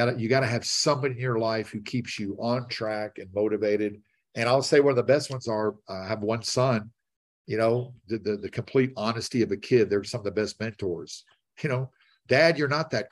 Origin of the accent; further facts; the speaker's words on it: Nashville, Tennessee, United States; I'm from Nashville